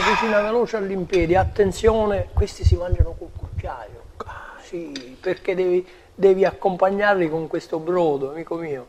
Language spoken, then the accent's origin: Italian; Sicily, Italy